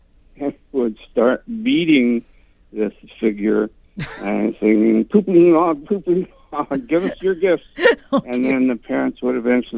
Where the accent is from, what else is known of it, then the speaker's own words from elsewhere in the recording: Utah, United States; I grew up in Utah in a Catholic family